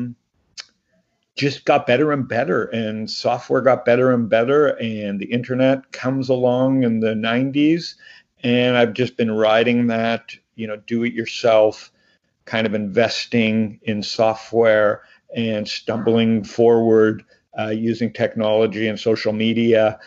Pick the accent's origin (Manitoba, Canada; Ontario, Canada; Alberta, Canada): Ontario, Canada; Toronto; moved away as an adult; also born or lived in Phoenix, Arizona; now in United States; Born in Toronto, raised in Toronto